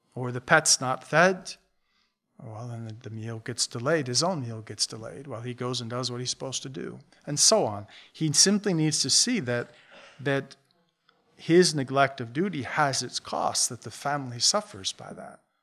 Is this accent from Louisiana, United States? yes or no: no; Buffalo, New York, United States; We grew up in Buffalo, south of Buffalo.